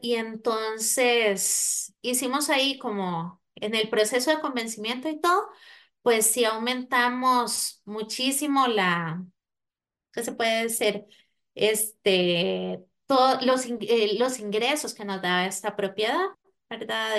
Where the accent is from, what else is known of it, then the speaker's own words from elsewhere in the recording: Costa Rica; moved away; soy de Costa Rica